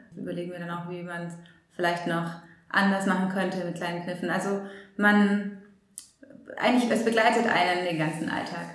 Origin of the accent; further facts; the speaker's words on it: Germany; als Deutsche